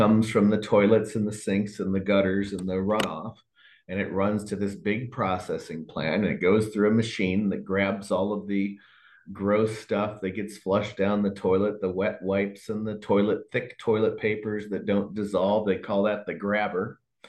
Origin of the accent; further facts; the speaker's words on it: Ohio, United States; I was friends with the health inspector in my hometown. I'd given a speech before all of the health inspectors in the state of Ohio